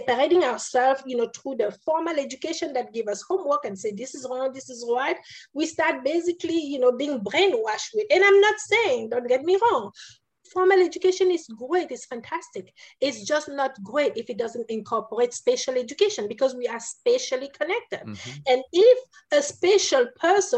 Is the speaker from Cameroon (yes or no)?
yes; Cameroon; moved away; I was born in Cameroon, in a country that was, you know, colonized by France, right? I went to school in Catholic school.